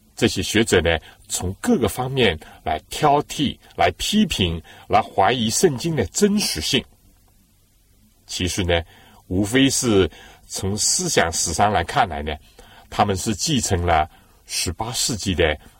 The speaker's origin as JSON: {"language": "Chinese", "country": "China", "said": "我们中国人呢，很少是喝生水、冷水的"}